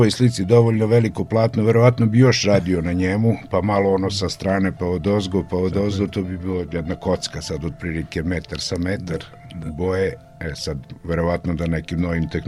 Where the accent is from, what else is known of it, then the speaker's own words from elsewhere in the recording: Opovo, Vojvodina, Serbia; rođen sam u Opovu, trenutno ima mislim 56 slikara na mesto da. od 5.500 duša.